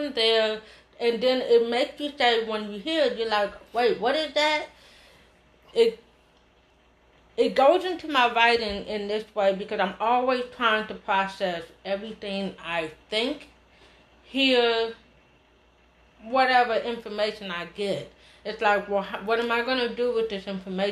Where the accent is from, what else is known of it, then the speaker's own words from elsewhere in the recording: Oakland, California, United States; I'm from Oakland. My grandparents taught in Oakland School.